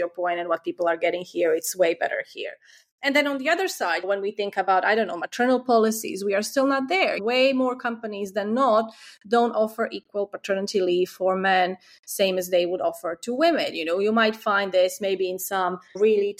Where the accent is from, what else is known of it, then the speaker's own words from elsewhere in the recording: Croatia; now in United Kingdom; In my home country, Croatia